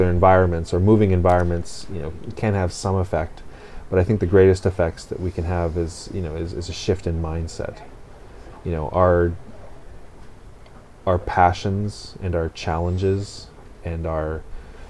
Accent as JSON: {"language": "English", "region": "West Coast Canada", "country": "Canada", "said": "as a Canadian, particularly a West Coast Canadian"}